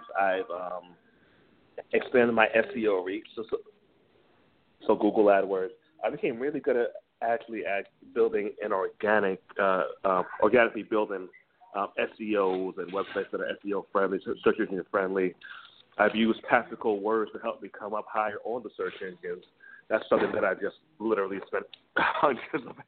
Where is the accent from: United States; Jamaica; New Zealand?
Jamaica; he's Jamaican, I'm Jamaican, so it's kind of an old school upbringing